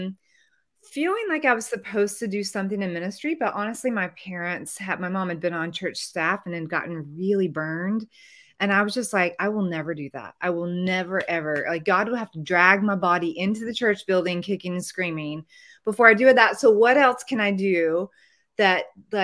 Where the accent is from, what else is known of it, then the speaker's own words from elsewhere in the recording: Dallas, Texas, United States; also born or lived in Mississippi; I grew up in Dallas, Texas, outside of Dallas, Texas